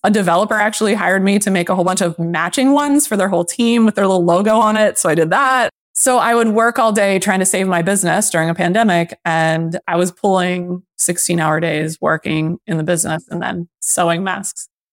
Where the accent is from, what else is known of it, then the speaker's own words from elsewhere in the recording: Lancaster, Pennsylvania, United States; moved away; also born or lived in Boston; my hometown. So I bought a two family in Lancaster sight unseen